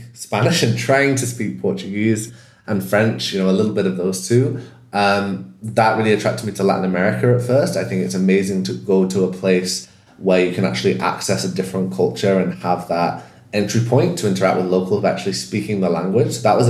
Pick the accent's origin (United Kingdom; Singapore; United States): United Kingdom; And that in itself is a whole conversation as a British person with the country that was the colonial power in that region, how I relate to that.